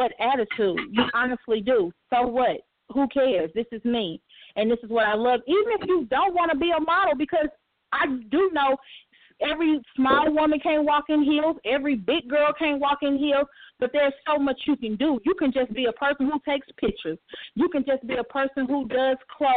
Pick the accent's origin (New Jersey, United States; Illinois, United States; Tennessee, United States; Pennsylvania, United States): Tennessee, United States; a country girl. I'm from Tennessee.